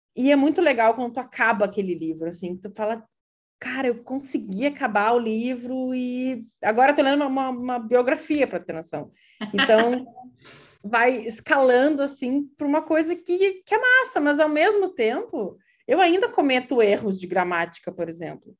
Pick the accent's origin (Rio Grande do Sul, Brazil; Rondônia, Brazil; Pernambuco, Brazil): Rio Grande do Sul, Brazil; Uruguaiana; first language Portuguese; moved away as an adult; also born or lived in Porto Alegre, Brazil / southern Brazil; now in Providence, United States; Eu eu sou natural de Uruguaiana, mas morei por muito tempo em vários lugares do Sul